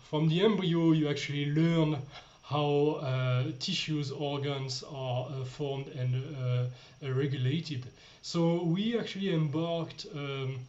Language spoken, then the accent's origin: English; France; moved away as an adult; now in Austria; I'm coming from France